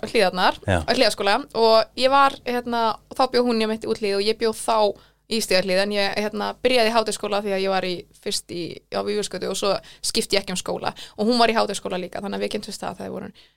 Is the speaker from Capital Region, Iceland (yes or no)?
yes; Reykjavík, Capital Region, Iceland; also born or lived in Ísafjörður; Uh, ég er fætt í Reykjavík en okay. ég flutti eiginlega strax uh, til Ísefjörðar okay. bara árið sem ég fættist yeah. og var þar í sex ár á leikskóla og flutti svo heim aftur sömur aðurinn í byrja í grunnskóla til, uh, til Reykjavíkur